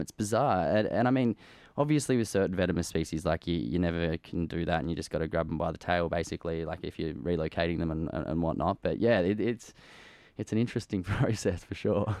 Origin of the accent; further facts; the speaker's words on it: Bellingen, New South Wales, Australia; growing up in a in a treehouse in the bush